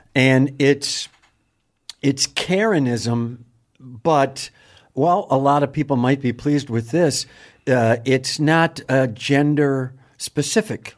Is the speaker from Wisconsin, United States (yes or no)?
yes; Wisconsin, United States; I'm from Wisconsin.